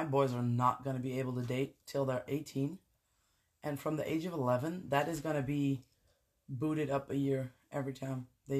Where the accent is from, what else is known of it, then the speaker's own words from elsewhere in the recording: Netherlands; moved away as an adult; now in Belgium; I am originally from Holland. I've been living in Belgium for the last 10 years.